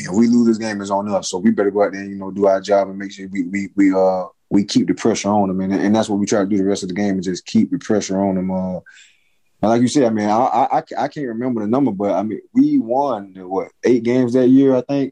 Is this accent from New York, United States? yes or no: no; Florida, United States; moved away; also born or lived in Mississippi; I'm from Florida